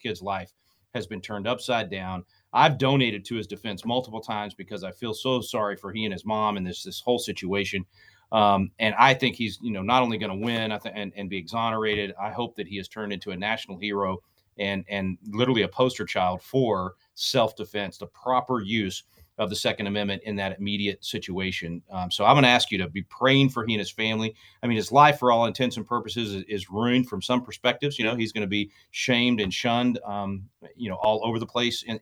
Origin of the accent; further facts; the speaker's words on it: Wylie, Texas, United States; I'm from Wiley, yes. Right next door to you. It's where I grew up